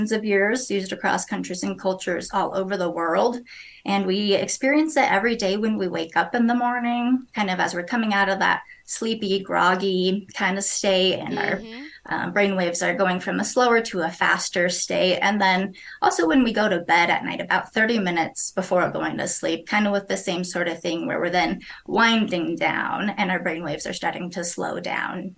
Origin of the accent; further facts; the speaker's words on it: Fort Collins, Colorado, United States; now in Windsor, United States; I grew up in Fort Collins, Colorado